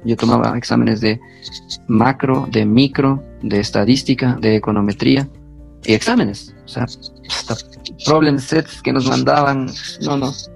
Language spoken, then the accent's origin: Spanish; Tungurahua, Ecuador; moved away as an adult; also born or lived in Honduras / Chibuleo; Tungurahua, que es la provincia de donde yo soy